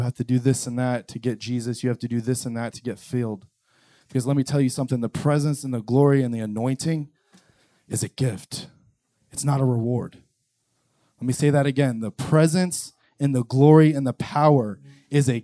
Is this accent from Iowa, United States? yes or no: no; New Port Richey, Florida, United States; from Newport Richie